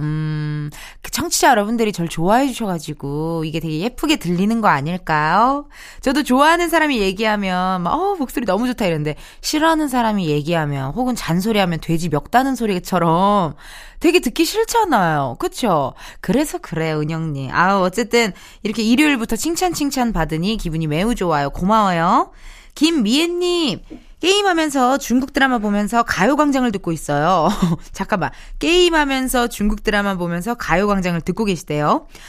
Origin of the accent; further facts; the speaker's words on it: Incheon, South Korea; 여기는 나의 고향이고, 나의 본집이고, 나의 본, B-O-R-N이에요. 바로 인천의 딸입니다, 제가.